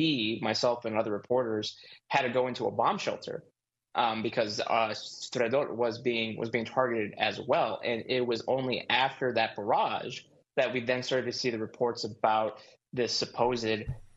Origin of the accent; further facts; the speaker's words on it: United States; I'm from the United States